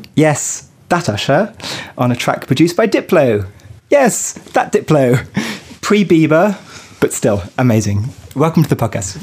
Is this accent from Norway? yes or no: no; Paris, Île-de-France, France; here in my hometown of Paris